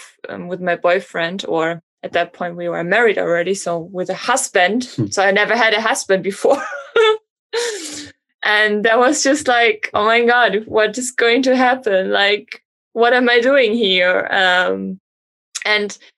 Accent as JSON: {"language": "English", "country": "Germany", "tie": "born or raised there", "moved": "as an adult", "lives_now": "Miami, United States"}